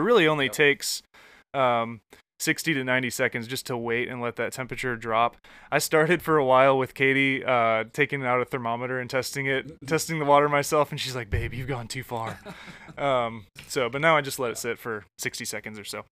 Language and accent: English; Michigan, United States; now in Atlanta, United States; I grew up in Michigan